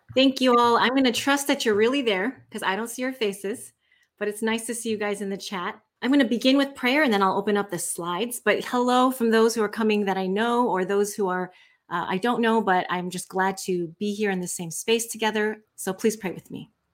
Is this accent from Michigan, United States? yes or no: yes; Michigan, United States; accent: Midwest; moved away; also born or lived in Southern California; I grew up for the first part of my life in Michigan. So if you hear me, when I'm really tired, I have this Father God, this, this accent, the Midwest accent.